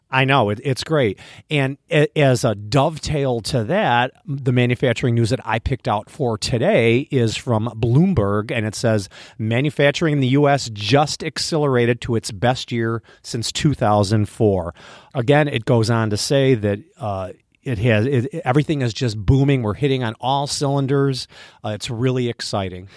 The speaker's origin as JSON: {"language": "English", "region": "Midwest", "country": "United States", "said": "we're from the Midwest"}